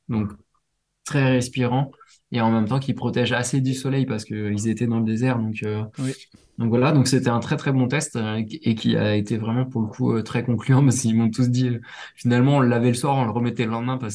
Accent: Réunion; il y en a chez moi à La Réunion

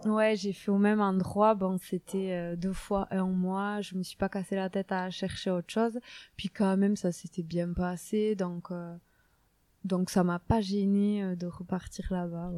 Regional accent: Saint-Jean-de-Luz, Nouvelle-Aquitaine, France; accent: south-western French; je suis née, vous, entendez certainement mon gros accent, euh, dans le sud-ouest de la France. Je suis née à Saint-Jean-de-Luz

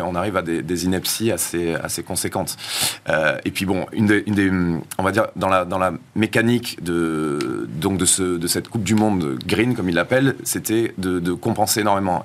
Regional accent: South-West, south-west France, France; je viens aussi du Sud-Ouest, je suis rugbyman

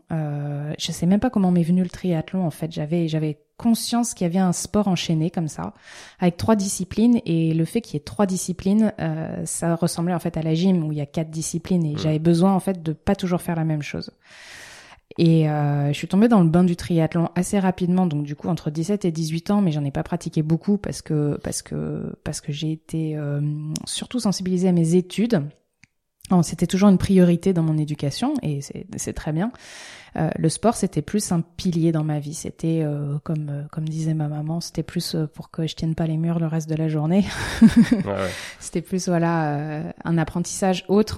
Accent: La Rochelle, Nouvelle-Aquitaine, France; je suis originaire de La Rochelle

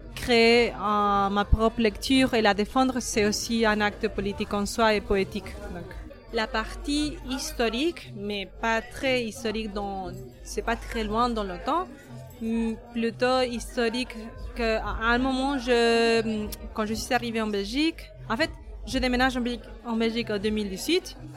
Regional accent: Argentina; now in France; je viens d'Argentine.

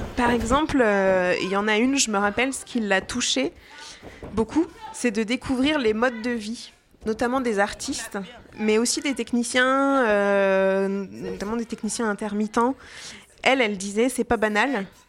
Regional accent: Jura, Bourgogne-Franche-Comté, France; now in Lyon, France; je suis pas lyonnaise, mais je viens pas très loin. Je viens du Jura

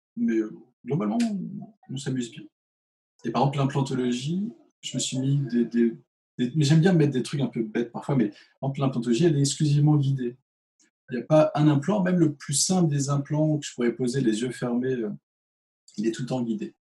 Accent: Chartres, Centre-Val de Loire, France; also born or lived in Switzerland; Je venais du 28, je venais de Chartres

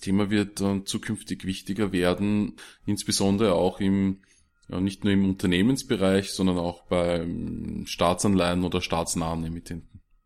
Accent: Austria; bei uns in Österreich

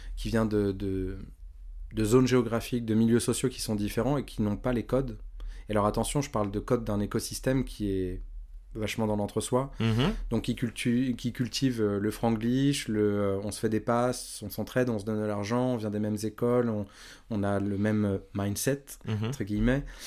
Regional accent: Évry-Courcouronnes, Île-de-France, France; je viens d'Evry Courcouronne.

